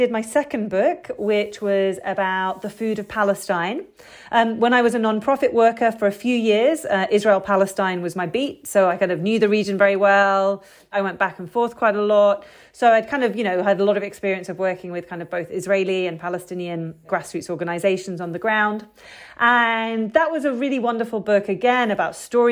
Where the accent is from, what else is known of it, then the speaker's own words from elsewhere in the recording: United Kingdom; I'm British